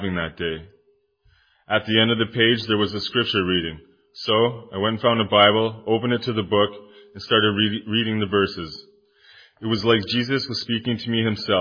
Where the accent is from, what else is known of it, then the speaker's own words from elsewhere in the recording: Kitchener, Ontario, Canada; moved away as an adult; now in Timmins, Canada; I'm originally from Kitchener, Ontario. I moved to Timmins about 7 years ago